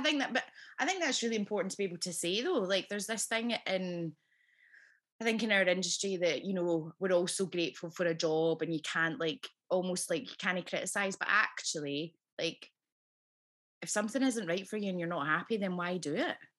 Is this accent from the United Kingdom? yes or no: yes; Scotland, United Kingdom; accent: Scottish; my own accent